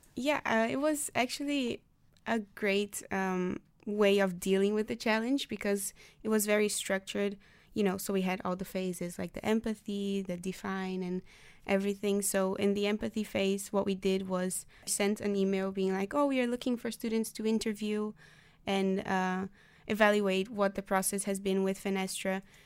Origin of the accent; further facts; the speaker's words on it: Brazil; now in The Hague, Netherlands; I am from Brazil, but I'm also partly Dutch